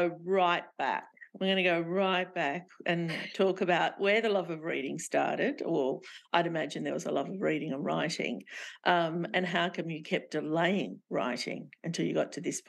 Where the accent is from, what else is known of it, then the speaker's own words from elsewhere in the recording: Sydney, New South Wales, Australia; And when we were little, we were immigrants. My parents were Lebanese and we grew up in Glebe, you know, and that was a rough place to be growing up at the time.